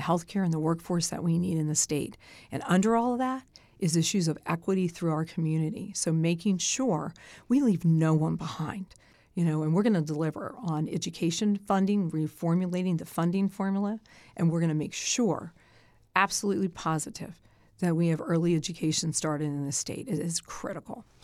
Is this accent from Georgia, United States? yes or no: no; Sussex County, Delaware, United States; I know this state. I was raised in Sussex.